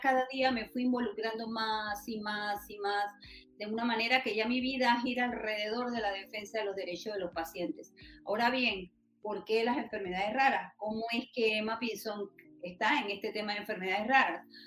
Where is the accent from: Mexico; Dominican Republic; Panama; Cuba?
Panama; Macaracas, Los Santos; yo nací en Macaracas, provincia de Los Santos